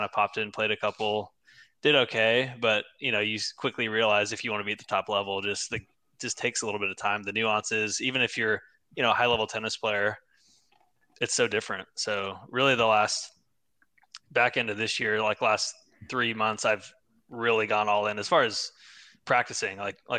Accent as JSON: {"language": "English", "town": "San Antonio", "region": "Texas", "country": "United States", "tie": "born or raised there", "said": "No. So I actually grew up in San Antonio."}